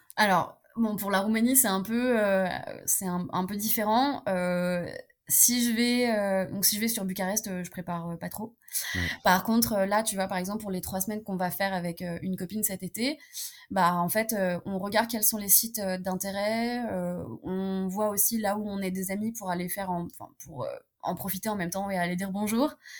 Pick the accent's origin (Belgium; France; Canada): France; first language French and Romanian; also born or lived in Romania; j'ai grandi en France, mais je suis, je suis franco-roumaine